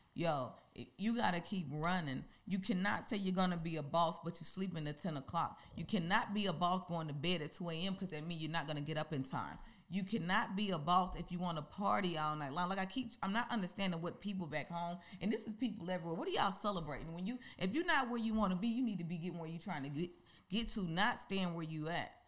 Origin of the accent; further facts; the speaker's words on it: Mississippi, United States; moved away as an adult; now in Georgia, United States; I really love I love my hometown and I really mm-hmm. love Mississippi